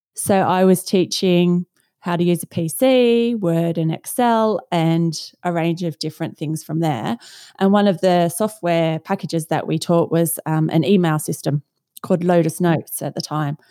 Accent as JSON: {"language": "English", "country": "Australia", "moved": "as an adult", "lives_now": "London, United Kingdom", "said": "So, I am from Australia originally and now live in London and have been here since two thousand and one."}